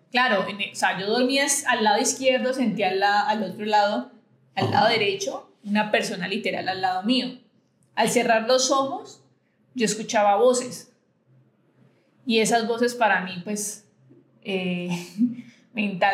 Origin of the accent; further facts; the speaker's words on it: Buenaventura, Valle del Cauca, Colombia; yo fui criada en Buenaventura